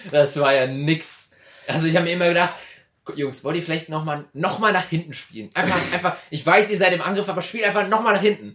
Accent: a village near Andernach, near Koblenz, Rhineland-Palatinate, Germany; ich bin ja ein absolutes Dorfkind. Mhm. Die größte Stadt, die ich kenne, ist Andernach. Äh, für alle, die es nicht wissen, ist in der Nähe von Koblenz

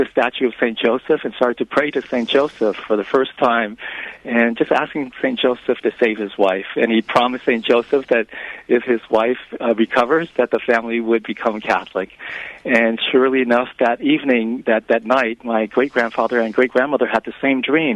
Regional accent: Vietnam; moved away; I'm from Vietnam. I was born in Vietnam

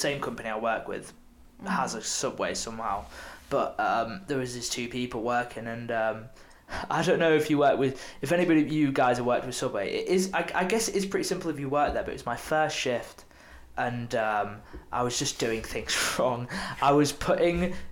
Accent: Beverley, Yorkshire and the Humber, United Kingdom; moved away; also born or lived in Salford; I went back to my hometown. Went to see my family and a couple birthdays back there

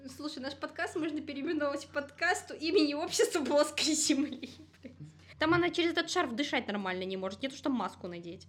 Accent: Gomel Region, Belarus

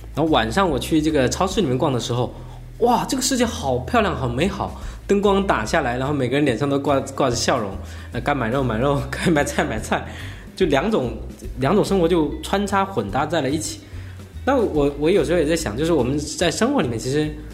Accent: Fujian, China; 我是福建人

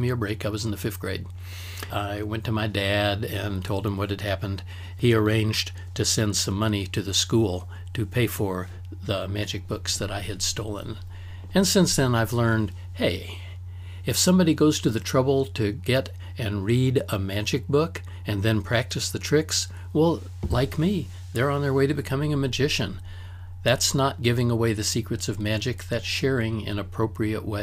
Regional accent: Del Rio, Texas, United States; I was born in Del Rio, Texas, got my first magic trick and my first magic set there

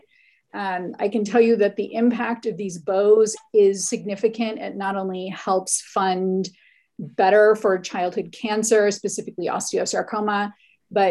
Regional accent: Hawaii, United States; I grew up in Hawaii

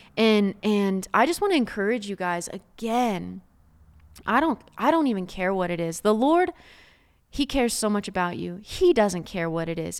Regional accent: Oklahoma, United States; I'm from Oklahoma, so there's some beautiful red dirt around you

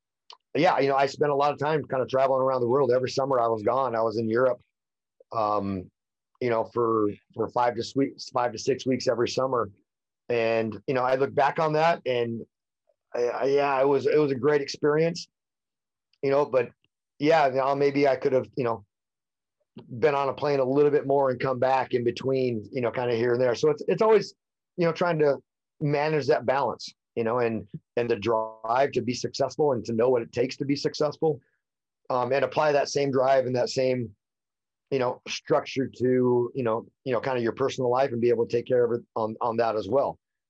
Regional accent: California, United States; a little bit of me growing up in the High Sierra, you know, and in the mountains and a little bit out in the country.

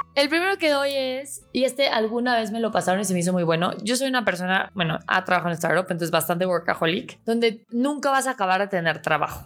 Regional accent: Mexico; realmente soy mexicana, súper orgullosa

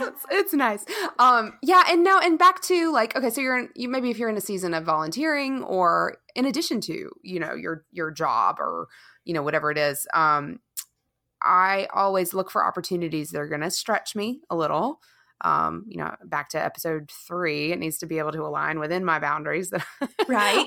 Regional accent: Charleston, South Carolina, United States; moved away; I never moved away from my hometown in Charleston

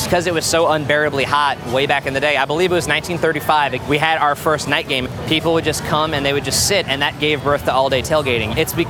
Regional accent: Gretna, Louisiana, United States; moved away as an adult; now in Baton Rouge, United States; I'm originally from Gretna, Louisiana.

